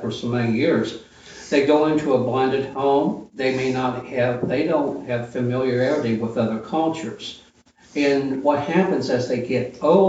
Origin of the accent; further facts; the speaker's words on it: Appalachia, United States; I'm also Appalachian, and I'm proud of that.